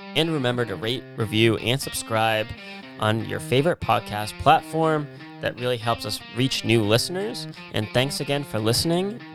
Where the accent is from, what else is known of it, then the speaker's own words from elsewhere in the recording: Massachusetts, United States; we're from Massachusetts